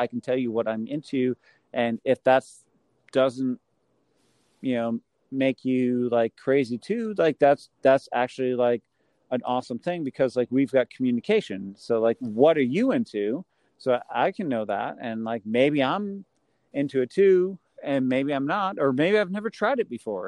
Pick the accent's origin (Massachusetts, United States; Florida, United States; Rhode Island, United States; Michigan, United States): Massachusetts, United States; I'm from Massachusetts